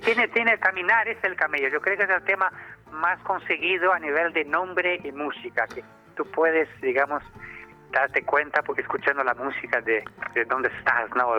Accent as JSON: {"language": "Spanish", "country": "Brazil", "moved": "yes", "lives_now": "Spain", "said": "yo que soy brasileño, latino, tropical"}